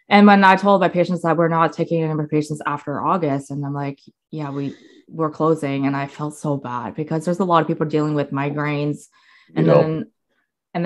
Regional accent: Coquitlam, British Columbia, Canada; also born or lived in Ontario; now in South Surrey, Canada; I was born and raised in Coquitlam

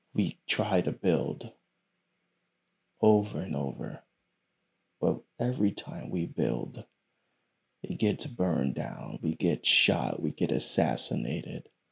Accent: United States; It is a curse and a blessing to be born here. My parents are from South America.

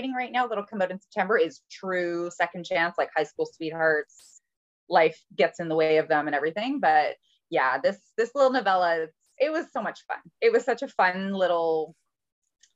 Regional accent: Canada; I'm a Canadian

